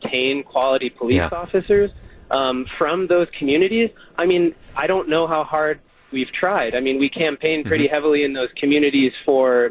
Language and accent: English; Oconomowoc, Wisconsin, United States; I'm from Oconomowoc